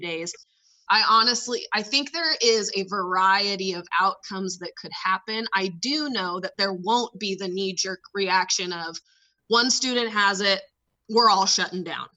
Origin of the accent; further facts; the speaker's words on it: California, United States; moved away; growing up in California